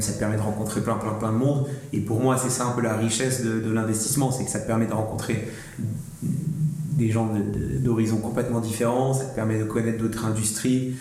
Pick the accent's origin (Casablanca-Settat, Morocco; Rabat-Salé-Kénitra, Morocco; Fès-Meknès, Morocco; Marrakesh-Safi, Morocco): Marrakesh-Safi, Morocco; Marrakech; moved away as an adult; now in France; je suis né, j'ai grandi à Marrakech jusqu'à mes 18 ans.